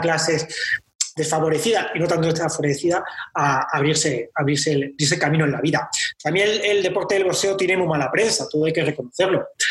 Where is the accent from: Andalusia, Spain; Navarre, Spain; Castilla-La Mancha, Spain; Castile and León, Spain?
Castilla-La Mancha, Spain; Talavera de la Reina; moved away as an adult; now in Valladolid, Spain; yo soy natural de Talavera de la Reina